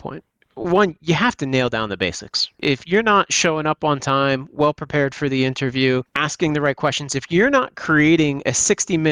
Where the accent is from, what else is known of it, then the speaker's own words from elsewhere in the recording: United States; growing up in the United States